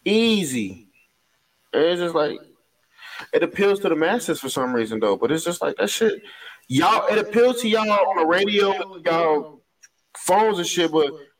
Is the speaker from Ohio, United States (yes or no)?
yes; Cincinnati, Ohio, United States; Andrew, I'm not from the hood. I'm from College Hill.